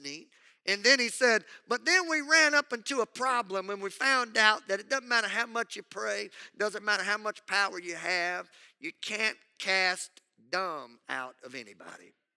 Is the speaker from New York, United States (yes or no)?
no; Southwest Louisiana, United States; I grew up in Southwest Louisiana